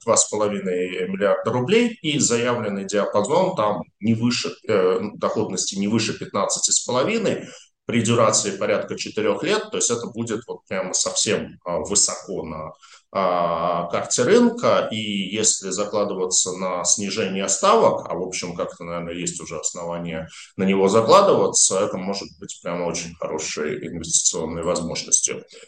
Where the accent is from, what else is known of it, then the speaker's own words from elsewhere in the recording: Saint Petersburg, Russia; я, как питерский житель